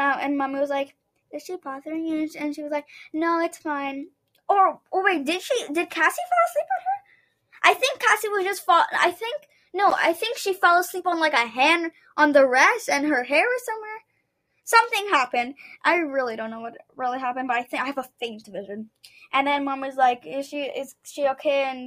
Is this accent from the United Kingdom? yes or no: no; Canada; we're just Canadian, we're just Canadiani